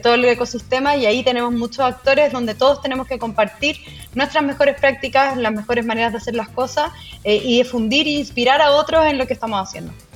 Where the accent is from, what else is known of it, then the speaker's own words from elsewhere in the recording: Santiago, Santiago Metropolitan Region, Chile; moved away as an adult; now in Concepción, Chile; yo soy de Santiago, vivo en Concepción hace tres años